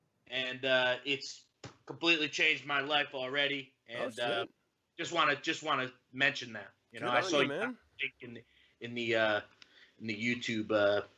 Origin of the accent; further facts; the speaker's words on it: Northeast, United States; born and raised in the Northeast